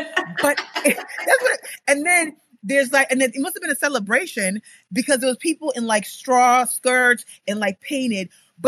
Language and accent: English; Nigeria; also born or lived in Texas, United States; So when I was four, I was born in Texas. My dad was part of the government. So we went back to Nigeria when I was four.